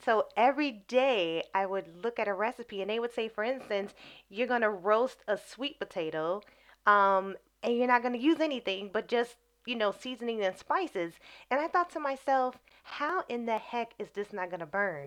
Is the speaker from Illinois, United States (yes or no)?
yes; Chicago, Illinois, United States; moved away as an adult; also born or lived in Brazil / Morocco; now in England; I am from Chicago, Illinois, uh, Southeast Side, born and raised